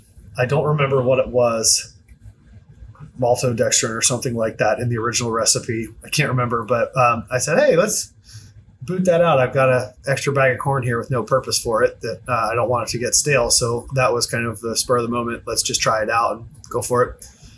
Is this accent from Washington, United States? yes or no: no; Maryland, United States; Just outside of Baltimore.